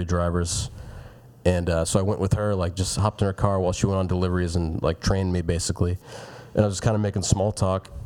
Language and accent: English; Lawrenceville, Gwinnett County, Georgia, United States; now in Atlanta, United States; I grew up in Lowburn, which is like Gwinnett County. It's like 30 minutes from here